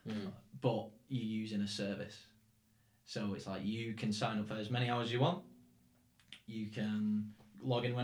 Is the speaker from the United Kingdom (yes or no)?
yes; near Manchester, North West England, United Kingdom; accent: English; moved away as an adult; now in Czech Republic; I'm from Scam." I always say, "Oh, like near Manchester